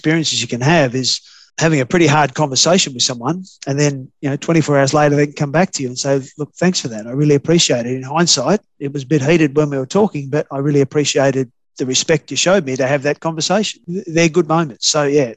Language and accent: English; Australia; I'm an Australian still